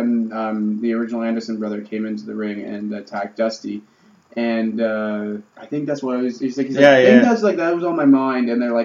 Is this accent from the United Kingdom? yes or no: no; Canada; As two Canadian people.